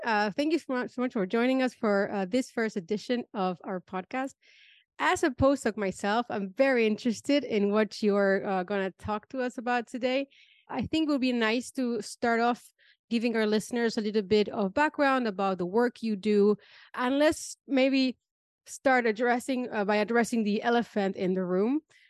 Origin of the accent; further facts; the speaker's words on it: Argentina; English is a second language; moved away as an adult; also born or lived in Germany; now in Netherlands; Yeah, so I'm originally from Argentina, so I moved across the pond for a PhD in immunology in Germany, in Hannover, in the north of Germany.